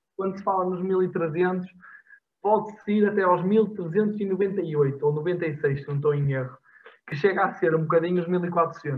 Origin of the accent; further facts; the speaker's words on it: Portugal; now in Porto, Portugal; eu estou no Porto, sou de Alvar